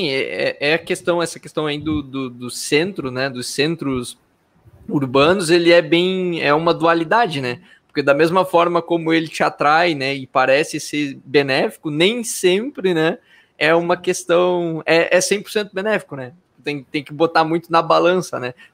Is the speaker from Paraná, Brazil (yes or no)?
no; Santa Catarina, Brazil; A minha namorada é de São Paulo, eu sou de Santa Catarina